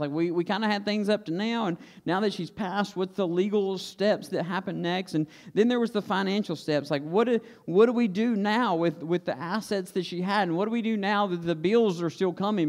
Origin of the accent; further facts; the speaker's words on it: Stokes County, North Carolina, United States; we grew up in Stokes County, and we don't use words like executors in Stokes County.